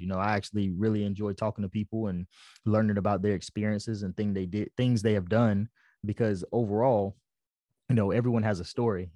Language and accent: English; Fayetteville, North Carolina, United States; moved away as an adult; also born or lived in Japan; I'm from Fayetteville, North Carolina